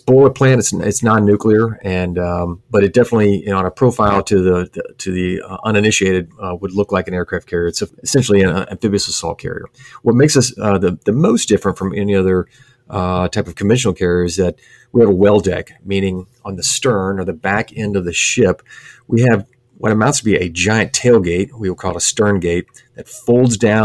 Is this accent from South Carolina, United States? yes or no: no; Sherman, Texas, United States; moved away as an adult; I grew up in Texas, a little town, Sherman, Texas, about an hour's drive north of Dallas